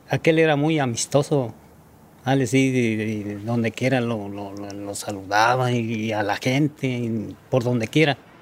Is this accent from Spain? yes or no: no; Tarimoro, Guanajuato, Mexico; now in San Francisco, United States; soy mexicano. Vivo en un pueblito que se llama Tarimoro, Guanajuato